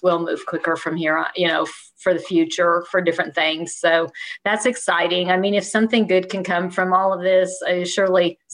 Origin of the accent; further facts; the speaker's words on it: Reno, Nevada, United States; I grew up in Reno, Nevada, and Lake Tahoe, it, to me, is the most beautiful place in the universe.